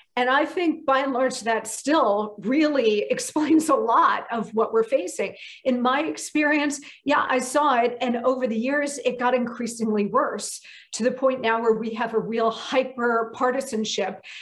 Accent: New Jersey, United States; also born or lived in army base (birthplace); I grew up in New Jersey, about an hour due west of New York City.

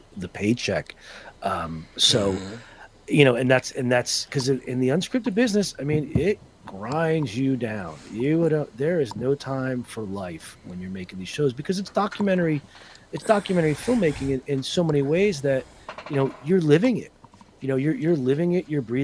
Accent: Northern New Jersey, United States; also born or lived in Philadelphia; Growing up in Northern New Jersey, Roman Catholic

